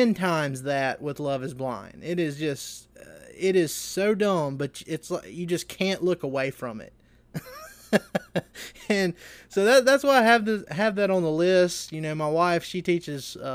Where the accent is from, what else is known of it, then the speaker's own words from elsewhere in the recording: Seminary, Mississippi, United States; my hometown of Seminary, Mississippi